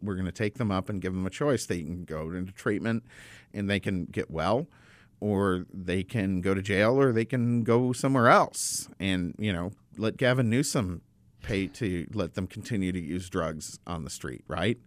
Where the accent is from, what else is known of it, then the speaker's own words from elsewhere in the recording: United States; as an American